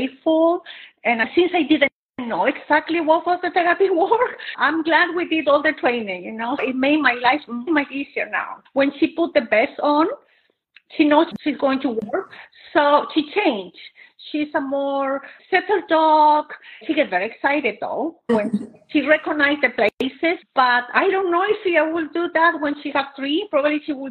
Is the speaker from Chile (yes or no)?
yes; Chile; moved away as an adult; now in Katy, United States; I'm originally from Chile